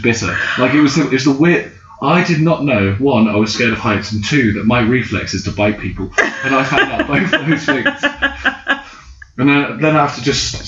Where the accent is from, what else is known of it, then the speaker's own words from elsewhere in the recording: London, United Kingdom; being British and white, or even just only being from London